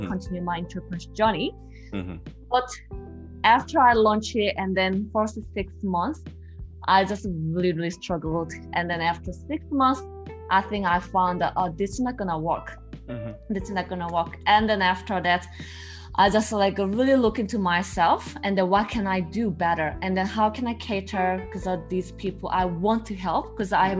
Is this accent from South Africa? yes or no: no; South Korea; English is a second language; moved away as an adult; now in Melbourne, Australia; I'm originally from Korea, South Korea, but I moved migrant to Australia, Melbourne. So it's been 5.5 years so far.